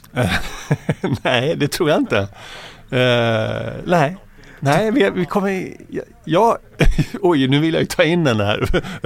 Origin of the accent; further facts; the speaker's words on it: Växjö, Kronoberg County, Sweden; also born or lived in Södertälje / Tyresö; min pappa jobb i Växjö i Småland. Så då flyttade familjen ner till Växjö och det var där jag började skola